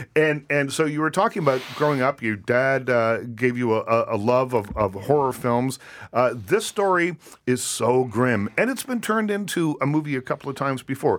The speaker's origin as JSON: {"language": "English", "region": "Nova Scotia", "country": "Canada", "tie": "born or raised there", "said": "Growing up on the East Coast of Canada"}